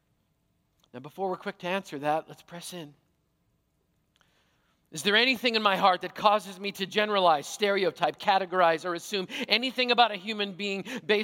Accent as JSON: {"language": "English", "country": "Canada", "tie": "born or raised there", "said": "a Canadian-born, careful now, Caucasian follower of Jesus"}